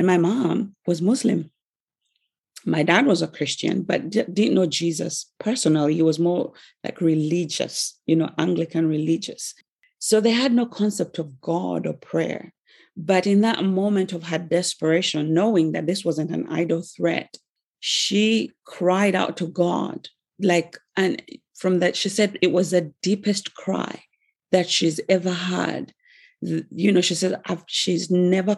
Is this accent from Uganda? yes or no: yes; Uganda; I'm from Africa, from Uganda in East Africa